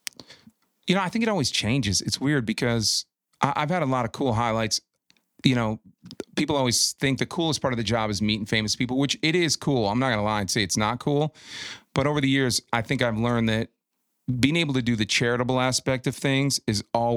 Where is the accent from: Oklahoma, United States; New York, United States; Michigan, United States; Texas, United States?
Michigan, United States; Detroit; I'm from Detroit.